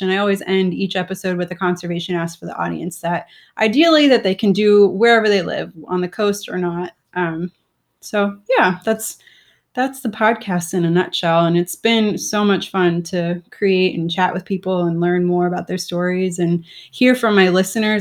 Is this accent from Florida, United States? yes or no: yes; South Florida, United States; I grew up in South Florida